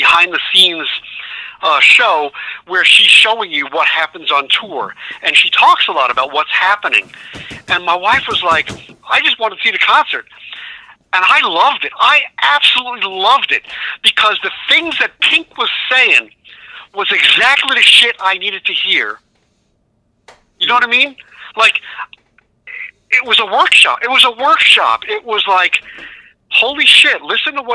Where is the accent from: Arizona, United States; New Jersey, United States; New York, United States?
New Jersey, United States; North Bergen; I grew up near North Bergen.